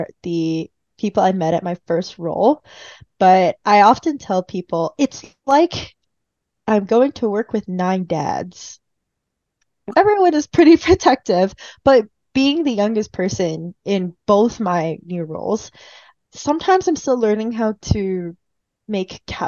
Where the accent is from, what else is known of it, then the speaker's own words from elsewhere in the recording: California, United States; moved away as an adult; also born or lived in Illinois / Texas; I'm from California